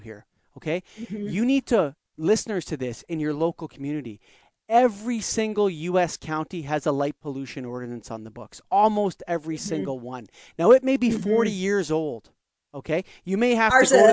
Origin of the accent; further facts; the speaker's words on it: Canada; This is my passport. It says I'm Canadian